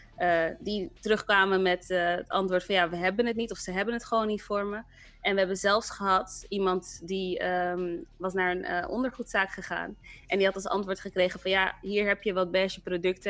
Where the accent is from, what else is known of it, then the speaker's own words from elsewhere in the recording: Rotterdam, South Holland, Netherlands; moved away as an adult; also born or lived in Amsterdam; Ik ben zelf opgegroeid in Rotterdam en in Rotterdam ben ik ehm, in Kralingen opgegroeid